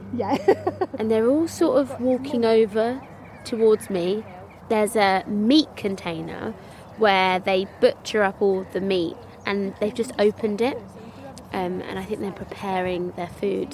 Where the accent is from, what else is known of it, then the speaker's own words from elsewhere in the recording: London, United Kingdom; I'm from London